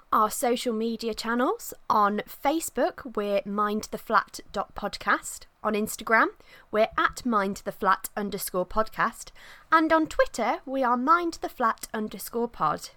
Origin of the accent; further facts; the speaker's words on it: Midlands, United Kingdom; I'm not even a northerner. I'm from the Midlands